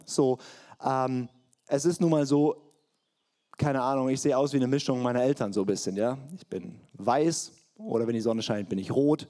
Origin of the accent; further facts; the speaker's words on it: Swabia, Baden-Württemberg, Germany; Ich bin ein in Schwaben geborener Partner mit fränkisch-hessischen Wurzeln